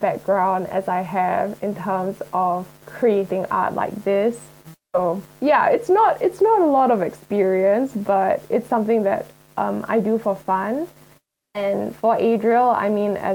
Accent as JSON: {"language": "English", "country": "Singapore", "said": "we're both from Singapore"}